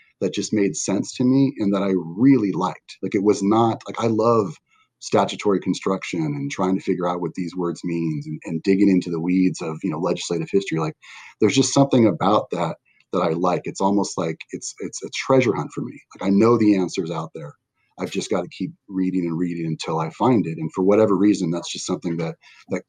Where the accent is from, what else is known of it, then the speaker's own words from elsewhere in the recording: Westminster, United States; I grew up here in Westminster